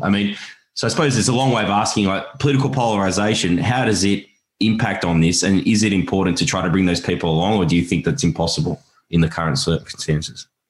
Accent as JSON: {"language": "English", "country": "Australia", "said": "as an Australian"}